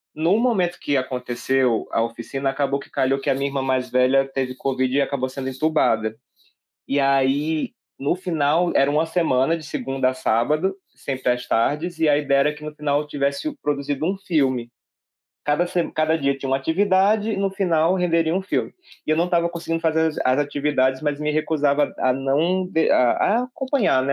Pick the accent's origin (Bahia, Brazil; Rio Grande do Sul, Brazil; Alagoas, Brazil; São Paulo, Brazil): Alagoas, Brazil; Santana do Ipanema; eu sou natural de Santana do Ipanema, to, todos nós estamos falando aqui de Alagoas, de Maceió, da capital, no caso, mas sou natural dessa cidade que fica no sertão, aqui de Alagoas